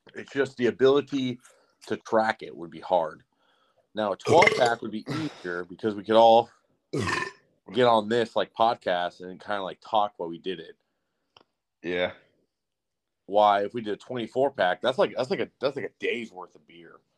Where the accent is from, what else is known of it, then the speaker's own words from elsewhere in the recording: San Bernardino, California, United States; I grew up in Cali, like I grew up in San Bernardino, and we it was pretty gang ridden